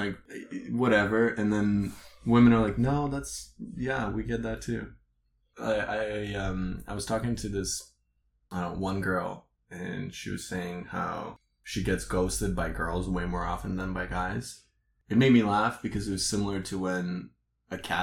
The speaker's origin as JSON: {"language": "English", "country": "Canada", "also_born_or_lived": "Eastern Europe", "said": "don't think of me as a Canadian. Think of me as an Eastern European, because as a Canadian, we have a reputation to uphold"}